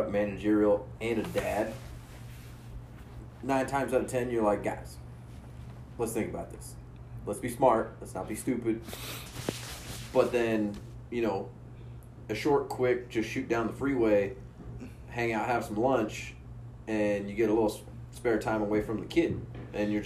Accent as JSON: {"language": "English", "town": "Paso Robles", "region": "California", "country": "United States", "tie": "born or raised there", "said": "my hometown, Paso Robles, California, 805."}